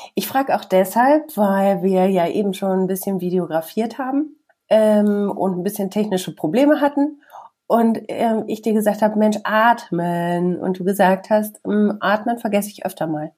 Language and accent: German; Bielefeld, North Rhine-Westphalia, Germany; komme ich aus Bielefeld, arbeite beim Radio